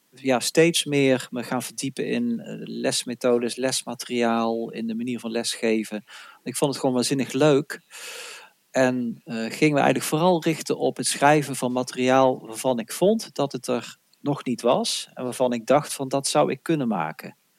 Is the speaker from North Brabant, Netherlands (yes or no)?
yes; North Brabant, Netherlands; ik ben een Brabander.